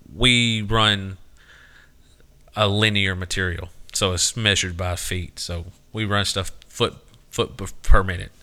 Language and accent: English; Southern United States, United States; a lot of Southerners think it's our idea